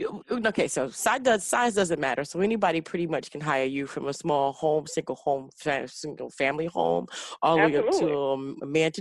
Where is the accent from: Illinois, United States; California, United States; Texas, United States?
Illinois, United States; Chicago; we're from Chicago.